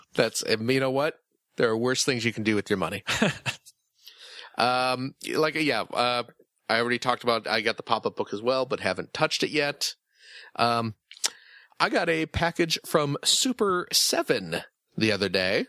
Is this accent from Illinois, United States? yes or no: yes; Chicago, Illinois, United States; I'm from the Chicago suburbs, so you know, grew up uh, in and around Chicago quite a bit.